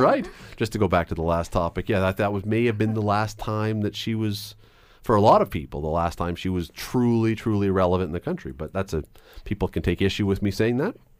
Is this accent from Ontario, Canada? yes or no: yes; Toronto, Ontario, Canada; when I was a little tiny kid growing up in Toronto